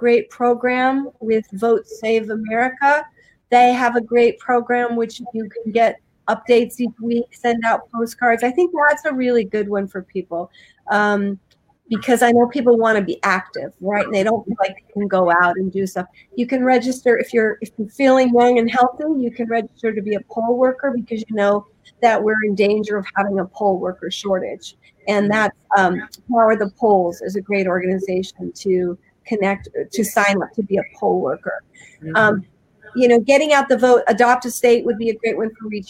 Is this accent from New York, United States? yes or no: no; Fruita, Colorado, United States; moved away as an adult; also born or lived in Utah; I grew up in a little town in Colorado called Fruta, Colorado